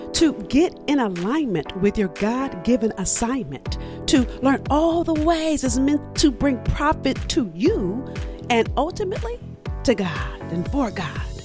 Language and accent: English; Los Angeles, California, United States; moved away as an adult; also born or lived in Massachusetts; I grew up in South Central L A.